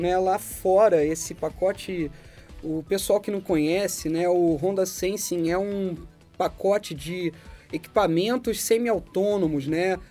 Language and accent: Portuguese; Rio de Janeiro, Brazil; now in São Paulo, Brazil; eu, Panário e o Julião, três cariocas